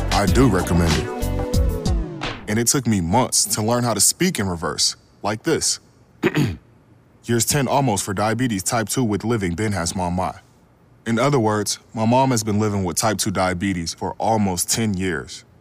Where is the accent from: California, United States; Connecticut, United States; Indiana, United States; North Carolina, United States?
North Carolina, United States; Bessemer City; my hometown of Bessemer City